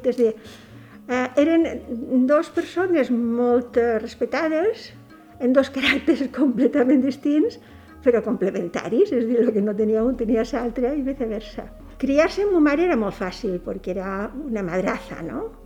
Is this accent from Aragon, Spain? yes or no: no; Petrer, Valencian Community, Spain; born there; Vaig néixer a Petrer, província d'Alicant, en 1945.